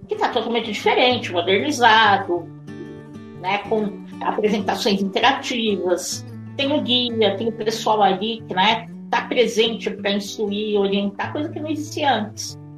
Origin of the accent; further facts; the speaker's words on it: São Paulo, Brazil; moved away as an adult; now in Santana de Parnaíba, Brazil; eu sou brasileira, eu sou de São Paulo, o município também de São Paulo